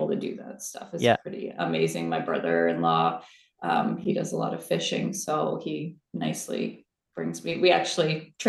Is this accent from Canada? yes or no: yes; Victoria, British Columbia, Canada; also born or lived in Vancouver; I'm from Victoria. Grew up in Victoria.